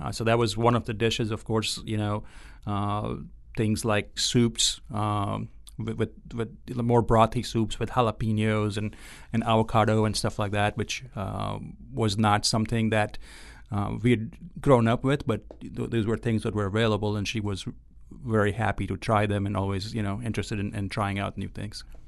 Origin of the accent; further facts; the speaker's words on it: Ahmedabad, Gujarat, India; moved away as an adult; also born or lived in Austin, Texas / Kentucky; now in Oxford, Mississippi, United States; I grew up in a in a town called Ahmedabad, which is uh, in the state of Gujarat